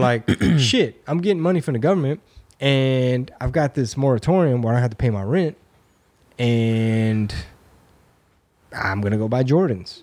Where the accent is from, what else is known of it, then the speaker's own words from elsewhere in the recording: United States; I was born in America